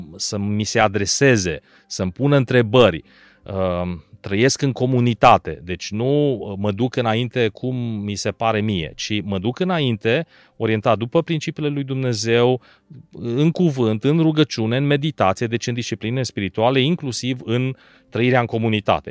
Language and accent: Romanian; Arad, Arad County, Romania; also born or lived in Bucharest; din Arad m-am născut în Arad și am locuit toată viața acolo, excepție perioada de studii.